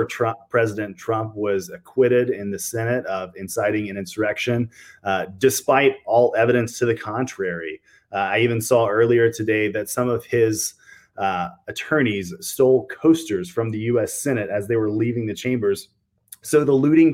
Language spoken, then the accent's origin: English; Nashville, Tennessee, United States; I'm from Nashville